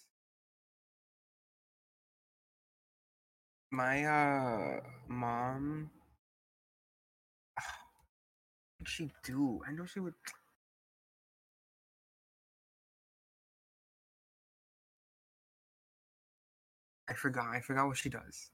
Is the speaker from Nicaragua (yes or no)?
yes; Nicaragua; I'm from Nicaragua